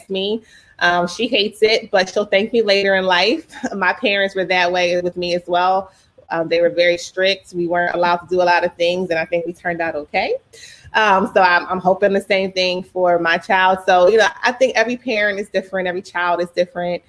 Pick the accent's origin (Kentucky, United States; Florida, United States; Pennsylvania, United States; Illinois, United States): Pennsylvania, United States; Philadelphia; also born or lived in Texas / Pittsburgh; I was born in Texas and then we moved to Philly when I was five. So all I can remember as a child is Philadelphia.